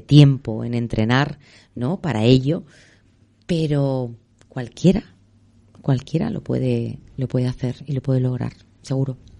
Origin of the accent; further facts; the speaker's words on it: Madrid, Community of Madrid, Spain; nací en Begoña, en el barrio de Begoña. Fue una de las primeras niñas que nació ahí, en el barrio.